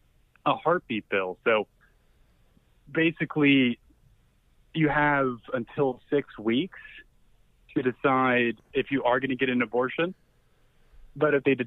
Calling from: Texas, United States; Hey, this is a red state. We're in Texas, baby.

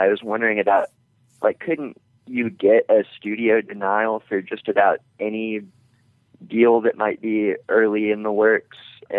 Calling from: Memphis, Tennessee, United States; Hey, this is … from Memphis.

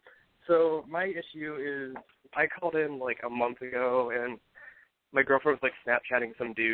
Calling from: Ohio, United States; from Ohio. I'll be 26 on Sunday.

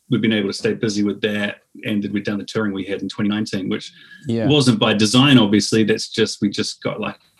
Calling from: New Zealand; I mean, I'm beaming in from New Zealand here.

